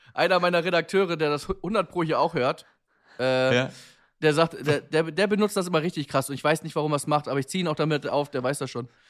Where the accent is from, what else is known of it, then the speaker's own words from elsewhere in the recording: Germany; wir Deutschen